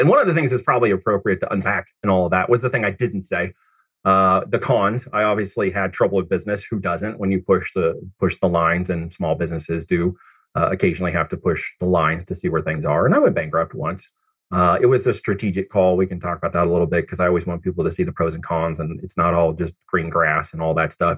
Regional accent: Oregon, United States; also born or lived in Missouri; I actually came from Missouri, uh, but I ended up in Oregon and grew up there

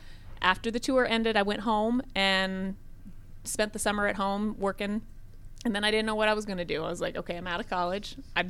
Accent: Cheyenne, Wyoming, United States; also born or lived in Georgia; now in Gwinnett County, Georgia, United States; I was raised in Cheyenne, one of two girls. Both my parents were educators.

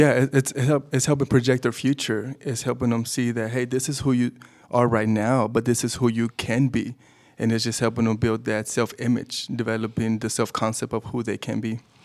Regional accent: Dallas, Texas, United States; also born or lived in Mexico; I was actually born in Mexico, but I grew up in Dallas, Texas.

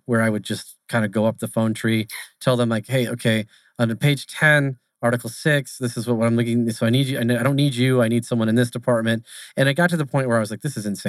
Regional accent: Arizona, United States; I'm born and raised in Arizona. So I stayed here. I never left

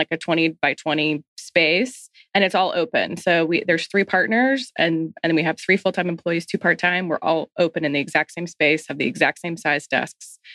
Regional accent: Atlanta, Georgia, United States; I grew up here in Atlanta

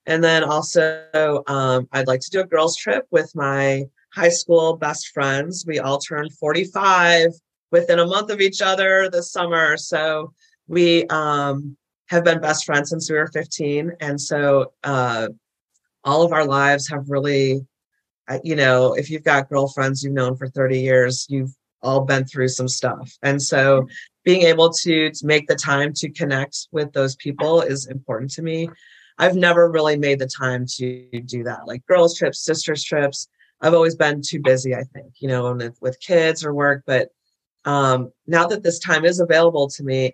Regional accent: Midwest, United States; now in Nashville, United States; I grew up in the Midwest, big Catholic family.

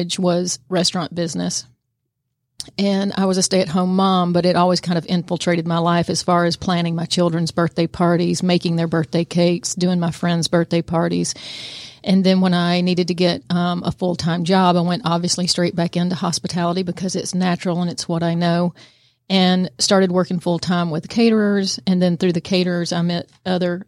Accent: Kennesaw, Georgia, United States; also born or lived in Woodstock, Georgia / Canton, Georgia; I am a Georgia native. I grew up in Kennesaw, Georgia, and then migrated to Woodstock and then to Canton, where I've been for 20 years.

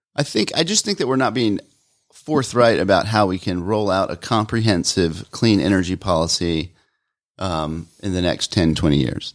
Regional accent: Atlanta, Georgia, United States; I'm from Atlanta

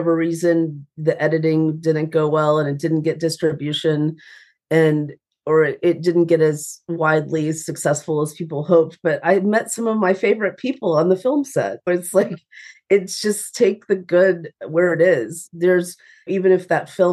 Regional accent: Atlanta, Georgia, United States; now in Nashville, United States; I'm from Atlanta, Georgia, and I have a Southern mother

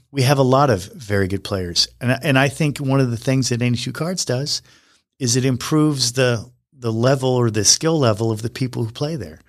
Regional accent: Wyoming, United States; moved away; I grew up in Wyoming.

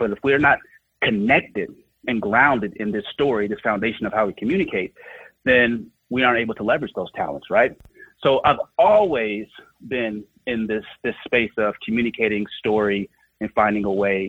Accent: Oakland, California, United States; I'm from Oakland, California, grew up during the height of the crack epidemic, and it was a very tough place to grow up.

